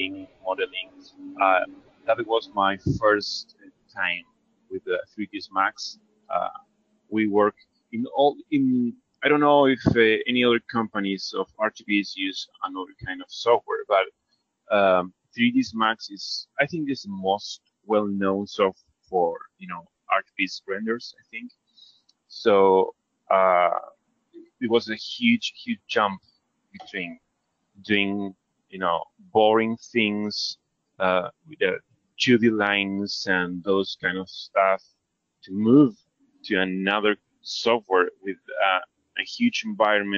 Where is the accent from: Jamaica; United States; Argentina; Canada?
Argentina; I'm from Argentina, South American country.